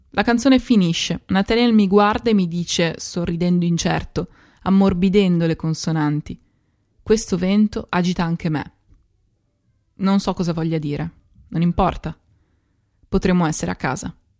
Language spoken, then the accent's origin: Italian; Italy; first language Italian; moved away as an adult; now in London, United Kingdom